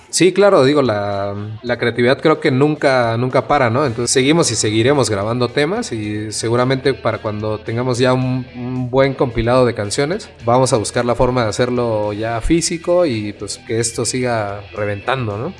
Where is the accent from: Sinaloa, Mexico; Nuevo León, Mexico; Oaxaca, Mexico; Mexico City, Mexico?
Oaxaca, Mexico; todos somos oaxaqueños